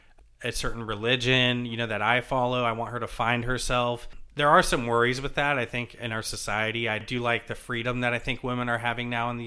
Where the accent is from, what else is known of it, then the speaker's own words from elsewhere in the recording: Jacksonville, Florida, United States; also born or lived in Savannah, Georgia; now in New Jersey, United States; I'm from Jacksonville, Florida, and Savannah, Georgia. Mm-hmm. I say from, like I said, I moved so much as a kid